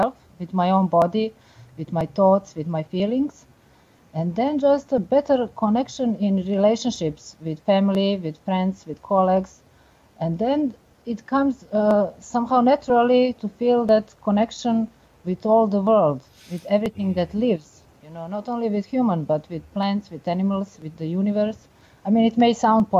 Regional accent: Belgrade, Serbia; moved away as an adult; now in Amsterdam, Netherlands; I'm from Belgrade, Serbia, but I moved here recently to finish my book here

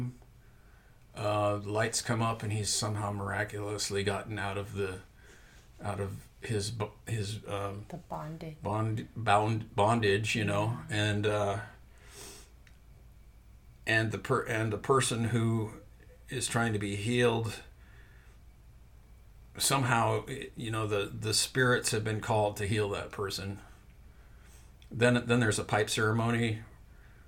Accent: Montana, United States; moved away; the mountains of Montana, which is my home state

